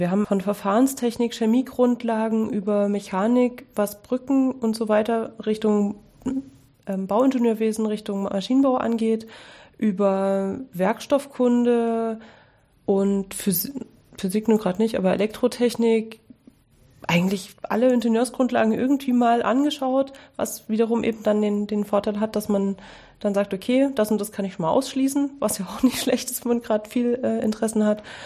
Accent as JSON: {"language": "German", "town": "Dresden", "region": "Saxony", "country": "Germany", "tie": "born or raised there", "said": "ich habe Abitur gemacht in Dresden, wo ich aufgewachsen bin"}